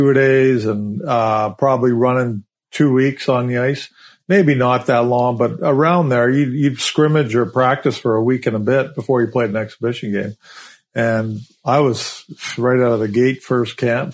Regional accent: Canada; moved away; back home to Kalahoo, my hometown

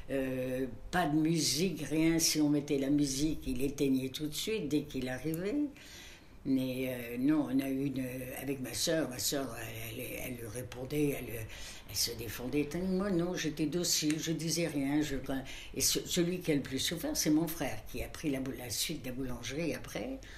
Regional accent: Brittany, France; moved away as an adult; j'ai quitté la Bretagne à 26 ans.

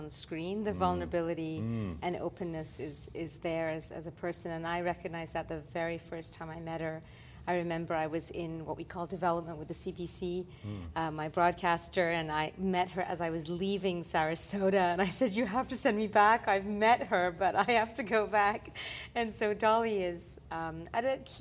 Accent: Gambia; moved away; also born or lived in Quebec; I come from West Africa, from the Gambia, and my heritage is Brazilian Lebanese.

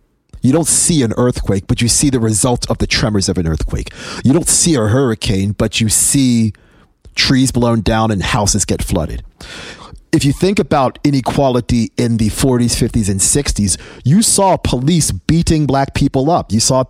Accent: England, United Kingdom; born there; And again, I was born in England. My parents are from Trinidad and Tobago.

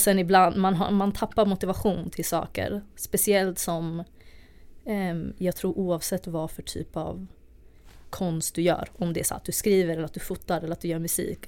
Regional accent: Stockholm, Stockholm County, Sweden; jag är uppvuxen i Tensta i Stockholm

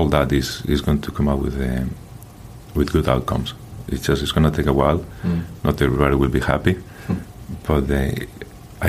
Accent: Madrid, Community of Madrid, Spain; moved away; I grew up in Madrid.

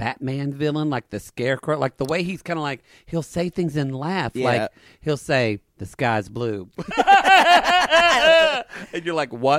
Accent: the South, United States; These are homosexuals we grew up with in the South.

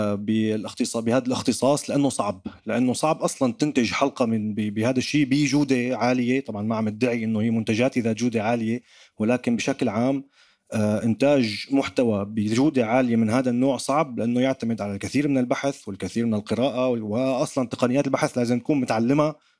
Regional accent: Damascus, Damascus Governorate, Syria; accent: Damascene; now in France; انا كسوري كدمشقي حتى حتى ربطوا لي لهجتي بباب الحاره

